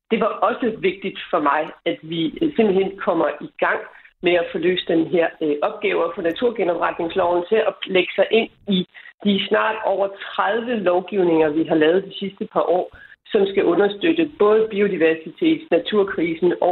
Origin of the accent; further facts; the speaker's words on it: Denmark; hjemme i Danmark